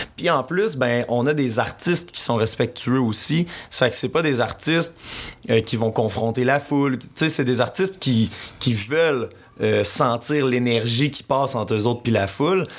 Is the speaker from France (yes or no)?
no; Rouyn-Noranda, Quebec, Canada; je viens de Rwanda